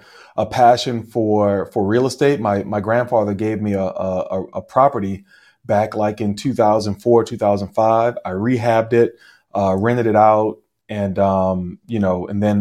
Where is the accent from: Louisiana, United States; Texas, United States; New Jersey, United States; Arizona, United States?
Louisiana, United States; New Orleans; now in Chino Hills, United States; I'm not from California. I'm actually from New Orleans